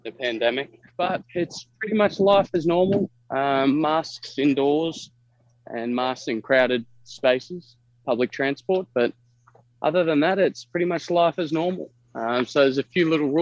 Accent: Australia; I think of myself as Australian. I was born in Australia and grew up, but my mother's American

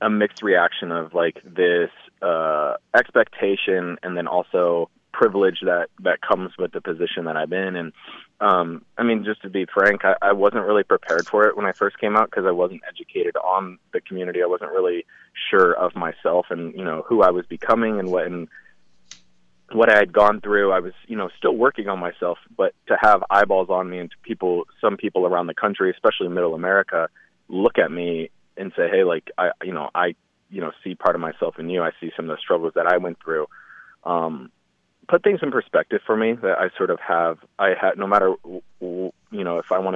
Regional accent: Indianapolis, Indiana, United States; I was born in Indy, so I went to a lot of Colts games

